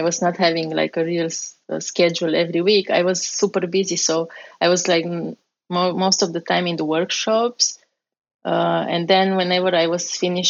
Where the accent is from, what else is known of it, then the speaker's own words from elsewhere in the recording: Romania; English is a second language; moved away as an adult; also born or lived in Strasbourg, France; now in United States; I came from Romania with an exchange program